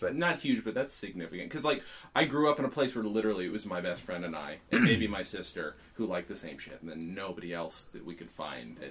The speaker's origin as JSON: {"language": "English", "country": "United States", "said": "I'm an American"}